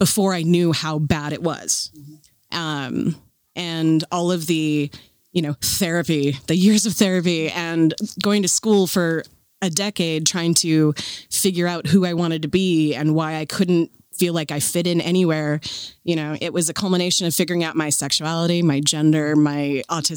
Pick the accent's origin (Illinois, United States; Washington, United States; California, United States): Washington, United States; Seattle; Born and raised in Seattle